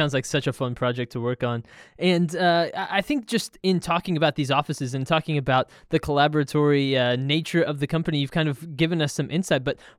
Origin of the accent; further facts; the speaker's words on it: Texas, United States; I'm from Texas